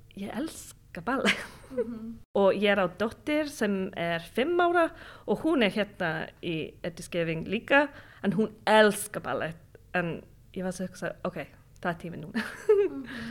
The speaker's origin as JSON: {"language": "Icelandic", "country": "United Kingdom", "second_language": "Icelandic", "moved": "yes", "lives_now": "Iceland", "said": "ég er frá Breitland en ég vinn í svona uh, eh, turistafyrirtæki"}